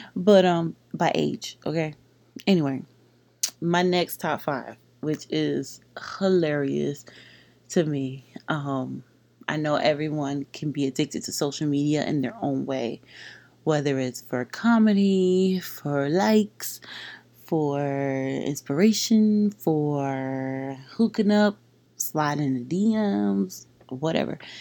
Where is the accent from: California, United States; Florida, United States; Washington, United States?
Florida, United States; Palm Beach; growing up in Palm Beach, there is a lot of Caribbean people here